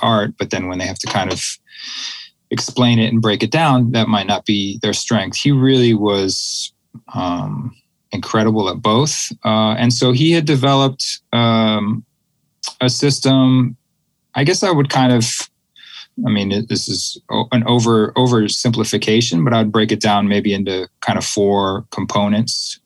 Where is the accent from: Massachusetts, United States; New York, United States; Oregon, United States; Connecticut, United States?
Massachusetts, United States; Boston; I grew up in the Boston area